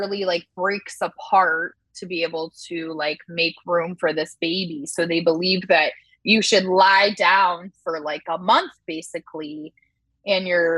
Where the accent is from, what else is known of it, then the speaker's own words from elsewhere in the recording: Orange County, California, United States; moved away as an adult; also born or lived in Shanghai, China; I'm from Orange County and like had to drive everywhere